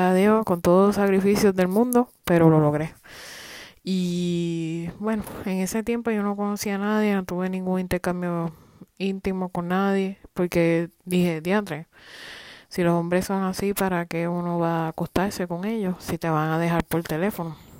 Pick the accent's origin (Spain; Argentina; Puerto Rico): Puerto Rico; moved away as an adult; now in United States; Puerto Rico ni la historia de nosotros